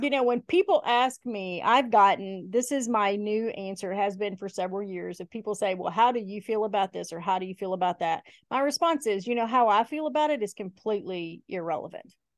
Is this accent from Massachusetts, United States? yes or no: no; Helena, Alabama, United States; moved away; also born or lived in Eastern Kentucky; We moved when I was little from Kentucky to Shelby County, Alabama.